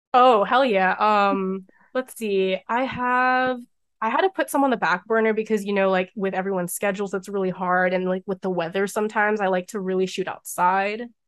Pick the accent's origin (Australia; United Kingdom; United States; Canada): United States; Maryland; born or raised there